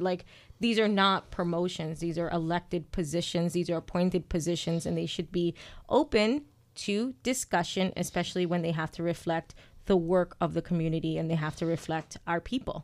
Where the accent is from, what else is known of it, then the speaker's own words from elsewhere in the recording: New York City, New York, United States; now in Worcester, United States; I'm from Brooklyn